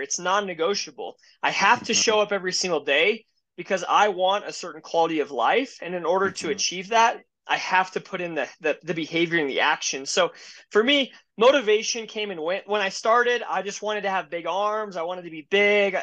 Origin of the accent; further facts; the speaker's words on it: Denver, Colorado, United States; I grew up in Denver, Colorado, um, born and raised here